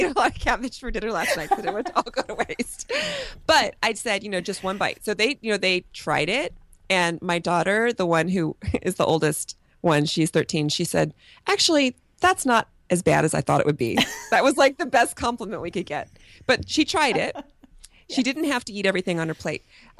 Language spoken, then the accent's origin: English; Kentucky, United States; also born or lived in Cincinnati, Ohio; So I was born in Cincinnati, which is... Yes, I actually lived in Northern Kentucky.